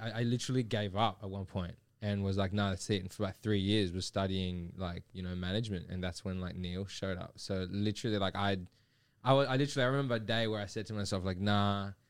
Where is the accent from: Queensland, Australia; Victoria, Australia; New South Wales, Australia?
New South Wales, Australia; Sydney; So like I grew up in Liverpool. You know, which is in Sydney.